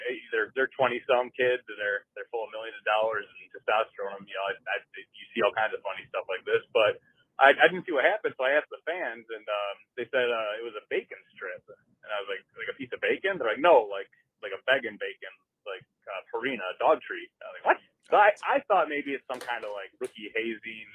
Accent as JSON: {"language": "English", "town": "Chicago", "region": "Illinois", "country": "United States", "tie": "born or raised there", "moved": "yes", "lives_now": "Minnesota, United States", "said": "I grew up in the Chicago area"}